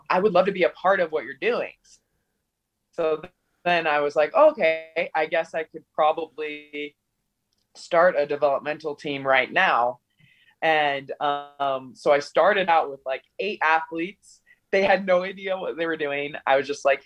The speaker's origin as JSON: {"language": "English", "region": "Utah", "country": "United States", "also_born_or_lived": "Brazil"}